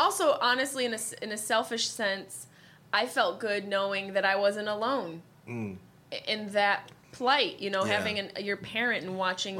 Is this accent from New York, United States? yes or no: yes; Syracuse, New York, United States; born or raised there; moved away